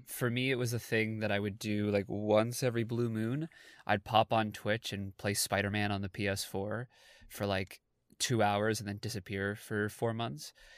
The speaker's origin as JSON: {"language": "English", "town": "Toronto", "region": "Ontario", "country": "Canada", "said": "I'm an actor from Toronto, Canada"}